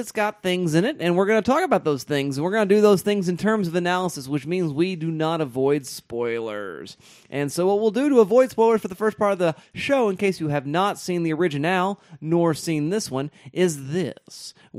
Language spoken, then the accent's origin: English; Wisconsin, United States; Oh, I'm from Wisconsin, don't you know?